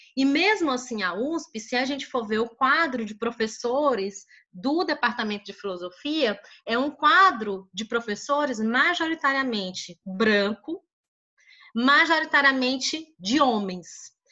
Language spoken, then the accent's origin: Portuguese; Teresina, Piauí, Brazil; eu sou do Piauí, Teresina Piauí